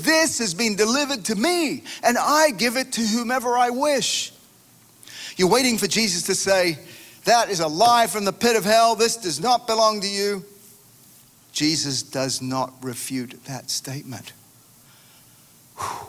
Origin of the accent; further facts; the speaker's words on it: Australia; moved away; My home country of Australia